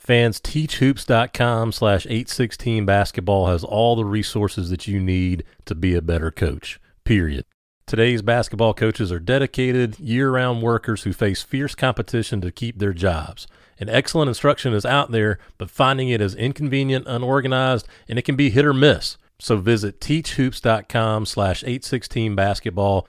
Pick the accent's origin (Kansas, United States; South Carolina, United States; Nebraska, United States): South Carolina, United States; I'm born and bred in South Carolina here too